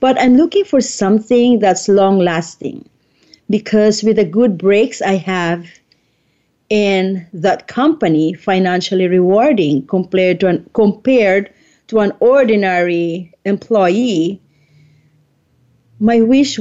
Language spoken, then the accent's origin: English; Philippines; I'm from the Philippines